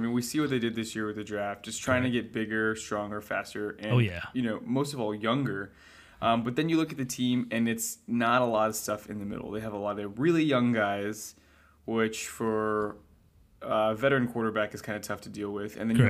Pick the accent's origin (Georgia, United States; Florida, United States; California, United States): California, United States; Yeah, no, so I was born in Southern California, actually, and so I grew up watching Jerry Rice and Steve Young.